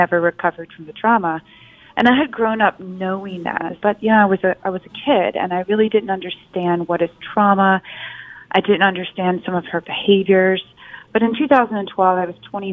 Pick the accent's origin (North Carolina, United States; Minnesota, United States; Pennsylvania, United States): North Carolina, United States; Pleasant Garden; moved away as an adult; also born or lived in Southern Virginia / Cairo, Egypt; I grew up in rural North Carolina and Southern Virginia